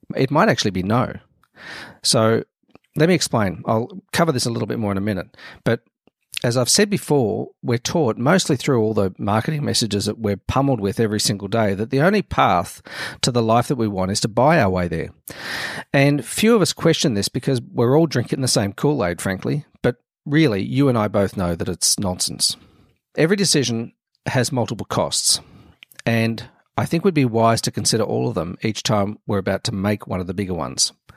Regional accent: Melbourne, Victoria, Australia; to set up the Melbourne branch, um, where I lived

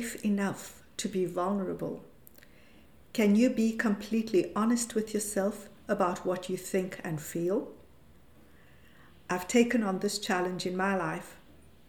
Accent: South Africa; moved away as an adult; now in Europe; This was under the apartheid regime in South Africa and meant that I went to an Indian school and lived in a colored area

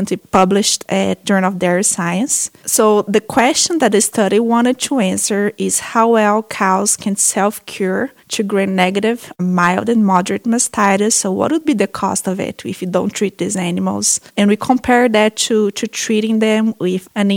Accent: Brazil; moved away as an adult; also born or lived in Minnesota, United States; now in United States; I'm a veterinarian from Brazil. I came to the U.S. in 2010 to do my master's and PhD

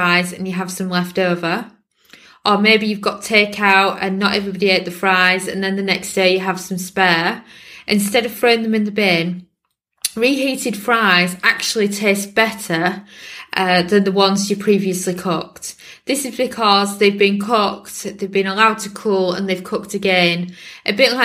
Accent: United Kingdom; me being British

